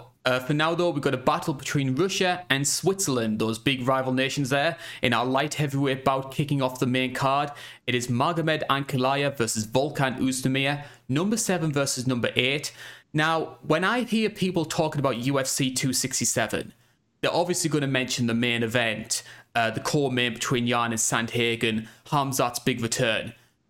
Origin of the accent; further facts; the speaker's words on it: United Kingdom; obviously being a Brit, I am a little bit biased towards these guys who come in through Cage Warriors